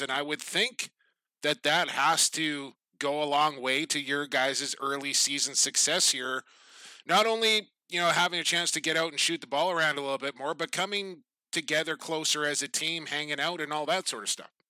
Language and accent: English; Coquitlam, British Columbia, Canada; Coquitlam, my hometown